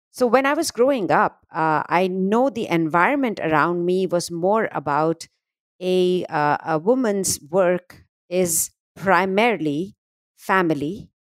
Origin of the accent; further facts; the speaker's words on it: India; moved away as an adult; now in United States; I grew up in a, a conservative, uh, what we call in India a very middle-class family